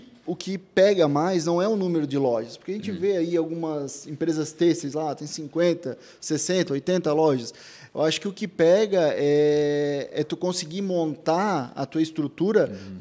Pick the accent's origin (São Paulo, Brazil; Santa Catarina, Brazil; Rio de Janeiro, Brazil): Santa Catarina, Brazil; Blumenau; a gente nasceu em Blumenau